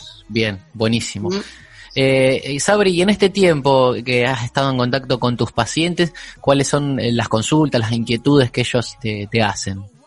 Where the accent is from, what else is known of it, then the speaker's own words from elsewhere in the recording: Argentina; hablo como argentino, no, no puedo hablar con otro